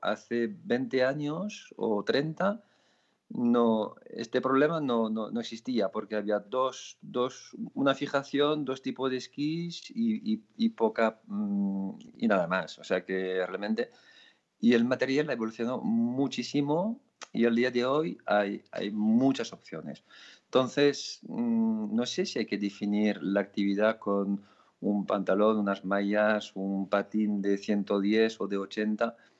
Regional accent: France; moved away; also born or lived in Pyrenees; yo soy francés

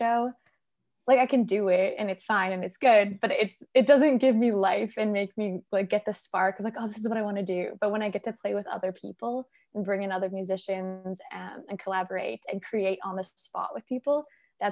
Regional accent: Saskatoon, Saskatchewan, Canada; moved away as an adult; now in Vancouver, Canada; I grew up in the prairies

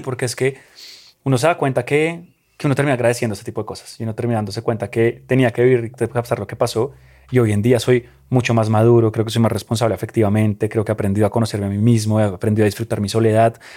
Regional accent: Colombia; mi país y a, sí, de donde soy

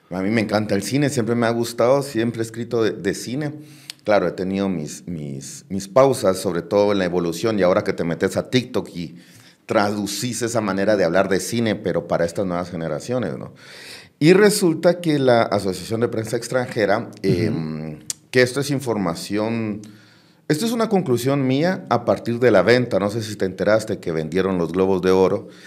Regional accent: Guatemala; David Lepe, que somos los dos guatemaltecos

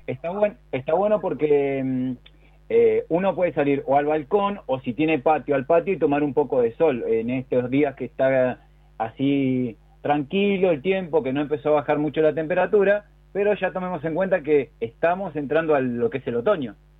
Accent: Argentina; aparte de ser argentinos

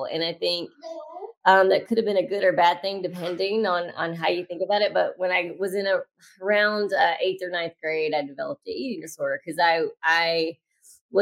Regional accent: Louisiana, United States; I grew up in Louisiana

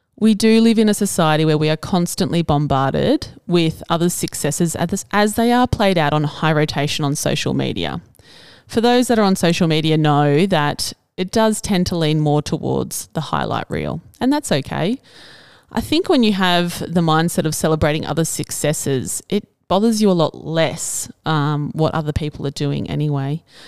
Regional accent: Cobar, New South Wales, Australia; also born or lived in Albury; I never intended to return to my hometown after university

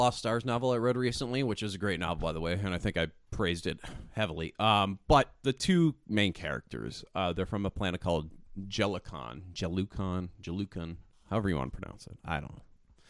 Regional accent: Twin Cities, Minnesota, United States; it's kind of like the Twin City Syndrome that I have, where it's just like, I love my hometown

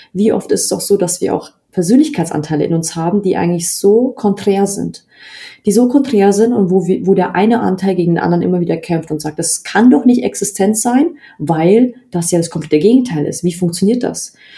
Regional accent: Bavaria, Germany; obwohl in Bayern niemand irgendwie da Interesse hat, in dem Umfeld, wo ich aufgewachsen bin

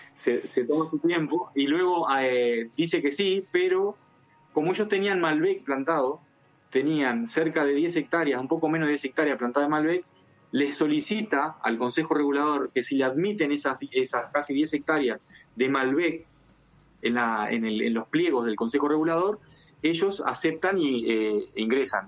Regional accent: Uruguay; first language Spanish; moved away as an adult; now in La Rioja, Spain; soy de Uruguay

